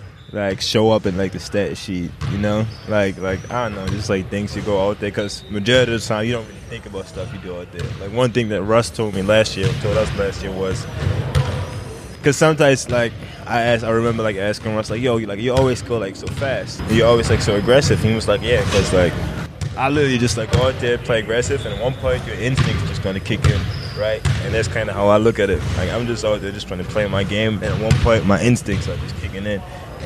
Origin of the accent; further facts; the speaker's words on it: Koblenz, Rhineland-Palatinate, Germany; English is a second language; You know, if you're in Germany, you kind of grow up playing soccer and basketball, football and basketball.